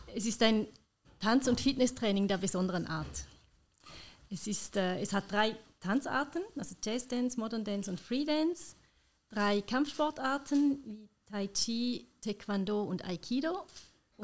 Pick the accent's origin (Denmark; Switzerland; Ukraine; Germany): Switzerland; bei uns in der Schweiz